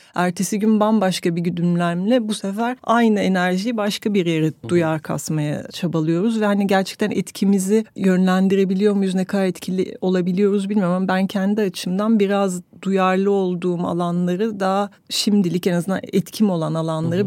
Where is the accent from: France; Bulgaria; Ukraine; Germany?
France; now in Turkey; Fransa'da doğdum, ötekiydim. Türkiye'ye geldim, burada öteki kaldım.